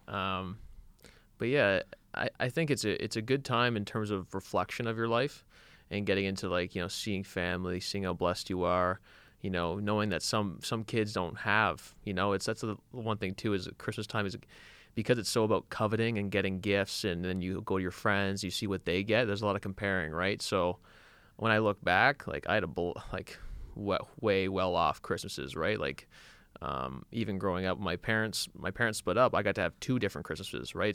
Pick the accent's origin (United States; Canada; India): Canada; we grew up in Canada